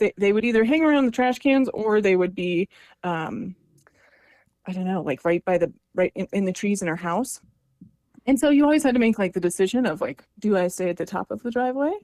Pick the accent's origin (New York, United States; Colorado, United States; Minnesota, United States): Colorado, United States; La Veta; I grew up in La Vida, Colorado, which is about, it's got a population of 1,000 people in Southern Colorado